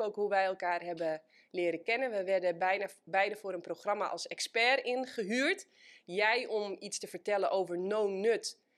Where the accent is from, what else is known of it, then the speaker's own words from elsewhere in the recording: Netherlands; wij als Nederlanders